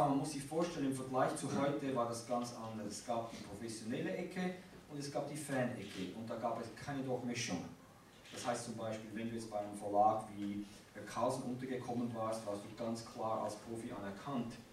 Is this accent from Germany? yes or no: no; Switzerland; accent: Swiss; uh, äh, wie man Akzent hört, ich bin aus der Schweiz.